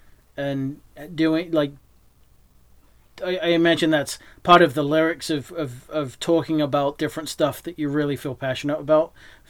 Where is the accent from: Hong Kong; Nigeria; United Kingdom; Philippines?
United Kingdom; England; born there; also born or lived in New Hampshire; now in Texas, United States; obviously I was born in England, I moved to New Hampshire, and then I'm down here in Texas